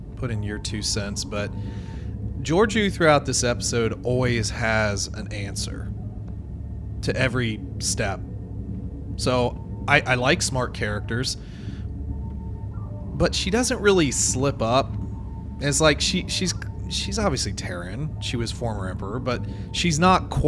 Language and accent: English; Ohio, United States; Ohio, we view ourselves as Southerners